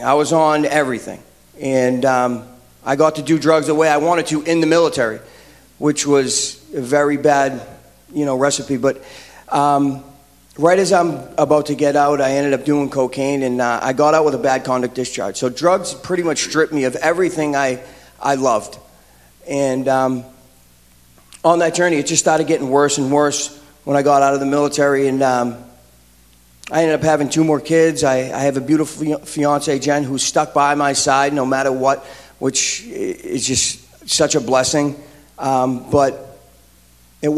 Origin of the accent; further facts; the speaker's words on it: Boston, Massachusetts, United States; also born or lived in Saugus, Massachusetts; I'm originally from East Boston. I went to high school in Saugusto.